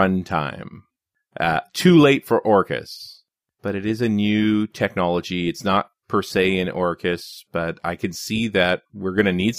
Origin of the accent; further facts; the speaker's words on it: Canada; I'm the Canadian. I do metric conversion all the time.